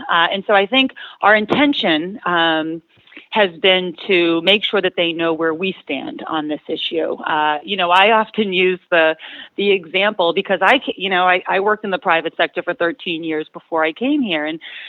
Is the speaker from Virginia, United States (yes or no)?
no; Lowell, Massachusetts, United States; I grew up in Lowell